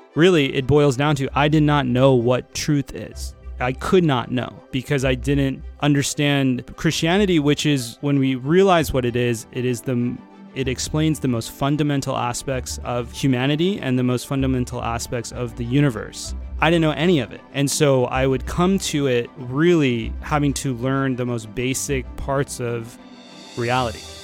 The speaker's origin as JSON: {"language": "English", "region": "Florida", "country": "United States", "tie": "born or raised there", "also_born_or_lived": "San Francisco, United States / Northern California, United States", "moved": "yes", "said": "I was born in Florida, but then I found my way to San Francisco, where I had the majority of my career so far"}